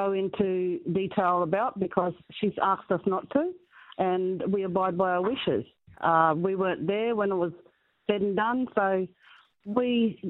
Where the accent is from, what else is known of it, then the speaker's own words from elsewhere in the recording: Harvey, Western Australia, Australia; Harvey, as my hometown, born and bred